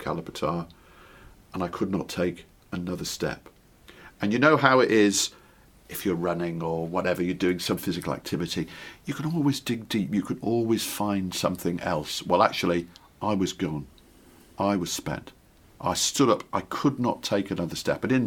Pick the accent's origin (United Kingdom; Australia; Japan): United Kingdom; Ellesmere Port, North West England; When I was a kid growing up on the Wirral in the Northwest